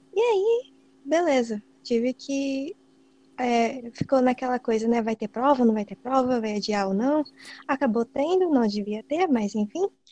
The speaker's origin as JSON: {"language": "Portuguese", "region": "São Paulo", "country": "Brazil", "said": "eu não sou daqui, eu sou de São Paulo"}